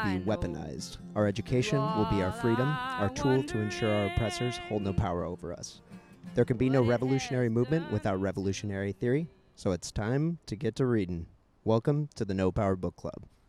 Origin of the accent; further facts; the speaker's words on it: Missouri, United States; growing up in Missouri and growing up amongst like you know the uh, like the strongholds of the Christian right